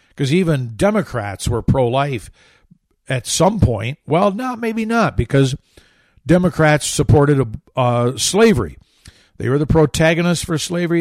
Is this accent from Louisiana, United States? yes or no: no; Grand Rapids, Michigan, United States; I grew up about fifteen, eighteen miles to the east of Grand Rapids